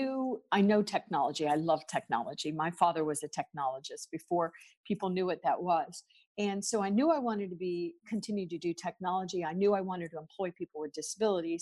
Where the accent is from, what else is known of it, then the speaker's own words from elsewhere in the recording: United States; I'm obviously from the United States, and I come from what we call corporate America